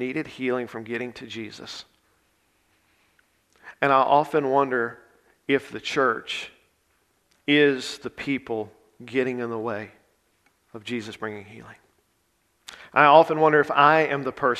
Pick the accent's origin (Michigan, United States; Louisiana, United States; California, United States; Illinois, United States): Louisiana, United States; Grant Parish, Central; I was born and raised in Grant Parish